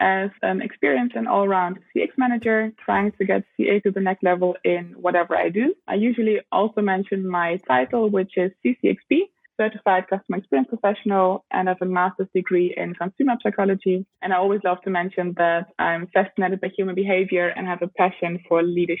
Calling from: Cape Town, Western Cape, South Africa; I am calling in from Cape Town in South Africa.

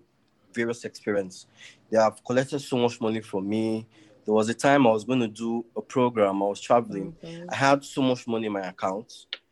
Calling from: Delta, Nigeria; Delta State.

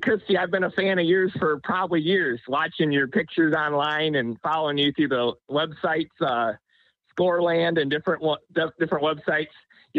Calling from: Toledo, Ohio, United States; Hey, James … I'm calling from Toledo, Ohio.

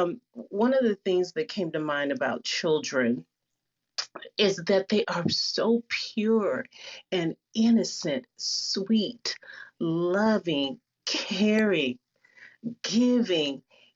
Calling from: Seattle, Washington, United States; I'm coming from Seattle, and I'm going to talk very, very quickly because I know time is of the essence.

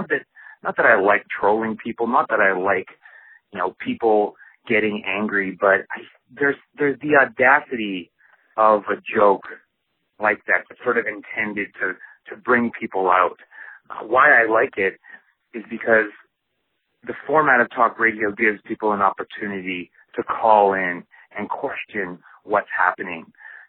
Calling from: Calgary, Alberta, Canada; I'm calling in from Calgary, Alberta, Canada.

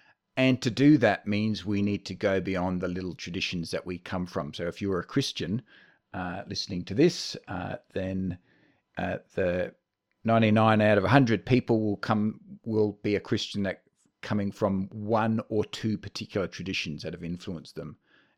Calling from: Bendigo, Victoria, Australia; I'm speaking to you now from the land of the Jajarung people in Bendigo, Central Victoria.

